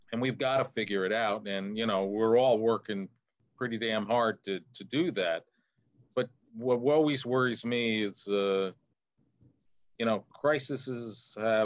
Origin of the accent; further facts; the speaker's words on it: New Jersey, United States; I'm from New Jersey